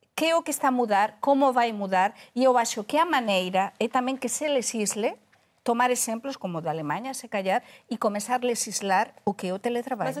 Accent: Spain; Portuguese is a second language; como espanhola

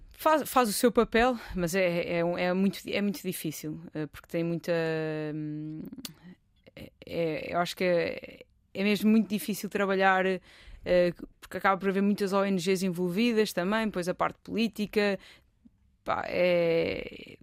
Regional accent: Portugal; sou de, sou de Portugal

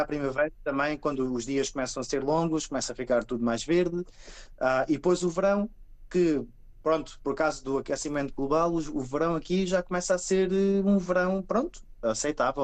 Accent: Portugal; first language Portuguese; moved away as an adult; now in Finland; eu falo português com, com os meus filhos

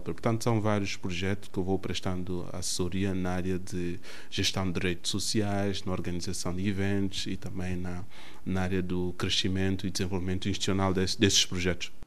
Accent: Lobata, São Tomé & Príncipe; now in Portugal; Nasci em Santo Tomé no dia 10 de julho de 1984, no distrito de Lobata

